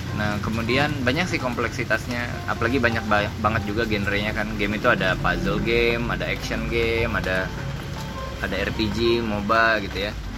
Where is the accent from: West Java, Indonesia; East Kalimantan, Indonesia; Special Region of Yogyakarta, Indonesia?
East Kalimantan, Indonesia; aku lahir di Kalimantan Timur